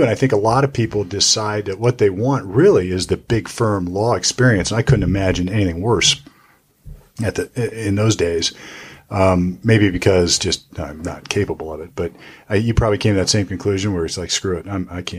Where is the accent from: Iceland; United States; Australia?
United States; Youngstown, Ohio; I'm from Youngstown and I know Tressel.